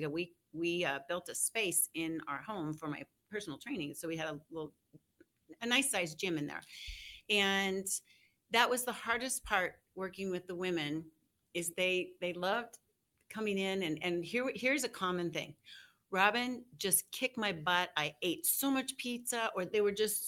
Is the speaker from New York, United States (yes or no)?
no; Denver, Colorado, United States; also born or lived in Aurora, Colorado / Greeley, Colorado; I was raised in Denver, Aurora, and went up to Greeley to go to UNC.